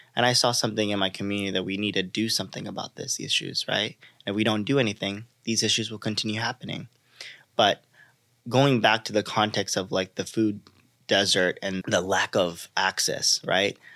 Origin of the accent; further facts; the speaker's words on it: Los Angeles, California, United States; I grew up in Los Angeles, a community specifically called South Central Los Angeles or South L A, as many know it, uh, notorious for many injustices. I like to say born and raised in South L